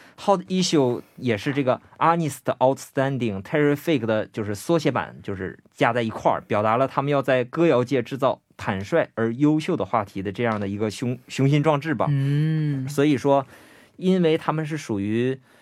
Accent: Northeast China, China; 我是东北人嘛

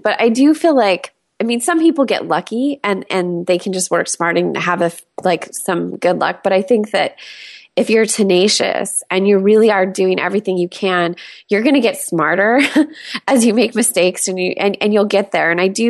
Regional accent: California, United States; I used to live in San Diego. I grew up in Southern California.

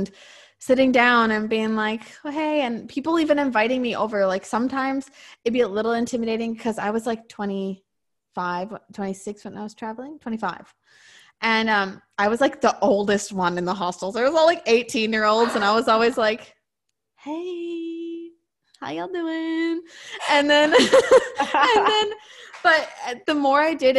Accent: Edmonton, Alberta, Canada; I am from Edmonton, Alberta, and I am sitting right here, right now

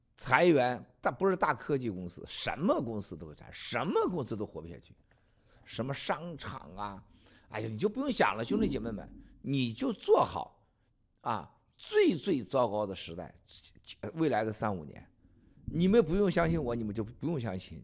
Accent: China; 最终灭共一定靠我们中国人，一定靠我们自己

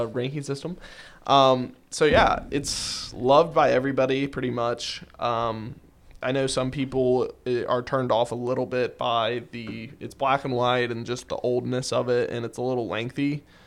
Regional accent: Kentucky, United States; we're from Kentucky

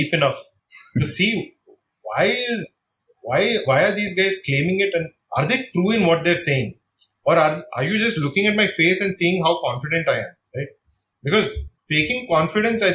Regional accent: India

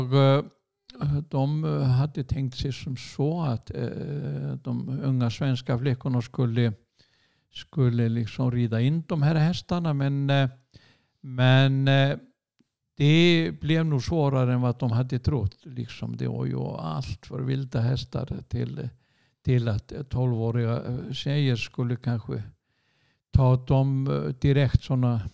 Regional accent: Hafnarfjörður, Capital Region, Iceland; Swedish is a second language; moved away as an adult; also born or lived in Sweden; sen är jag uppväxt där i Hafnarfjärde och gick min skol, skola där

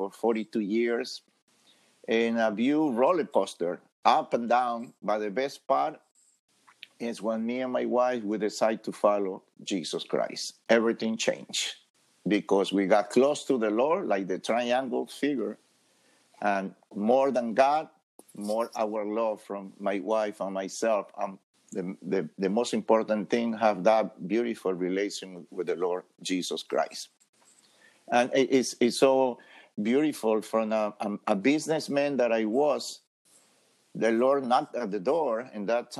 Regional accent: Ecuador; English is a second language; moved away as an adult; now in United States; I am from Ecuador, South America, beautiful country

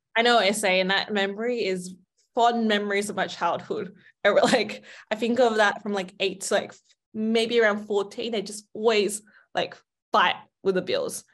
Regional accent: Australia; I grew up in Australia

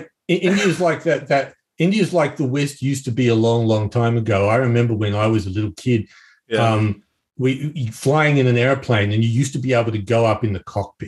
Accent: Australia

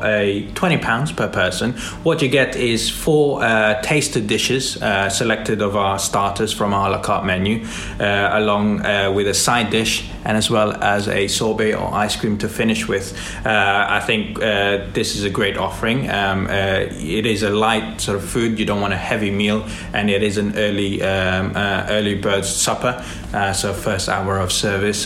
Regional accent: Philippines; moved away; I'm from Philippines

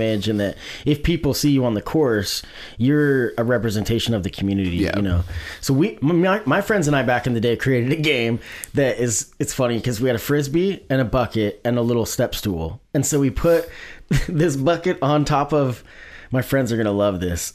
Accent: Springfield, Oregon, United States; I grew up in Springfield, and we used to go down to Island Park

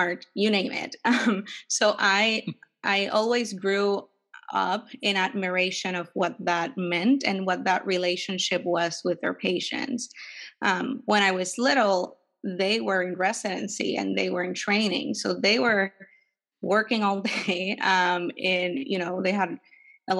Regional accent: Puerto Rico; moved away as an adult; also born or lived in New York City; now in San Francisco Bay Area, United States; And I was born in Puerto Rico and raised there

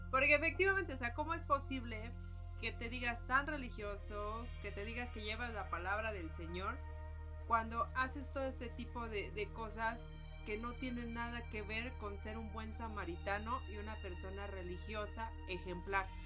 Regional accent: Mexico

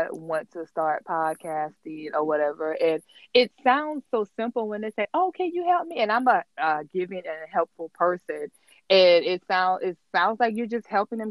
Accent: Orangeburg, South Carolina, United States; I'm from a small town. I'm from Orangeburg, South Carolina

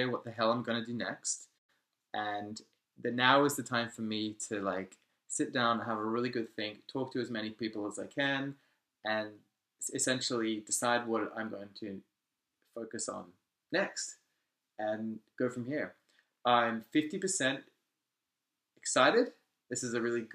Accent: Australia; I'm Australian

